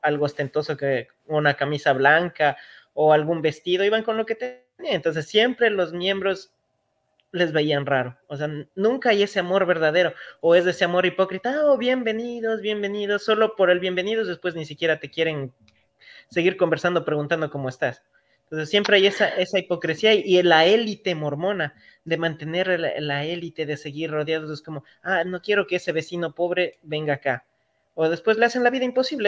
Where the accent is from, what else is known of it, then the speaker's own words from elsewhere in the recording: Ecuador; en mi país, en Ecuador